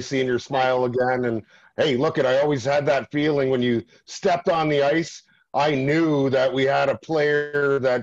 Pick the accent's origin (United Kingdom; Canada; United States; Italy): Canada; Burlington, Ontario; In my Burlington, my hometown paper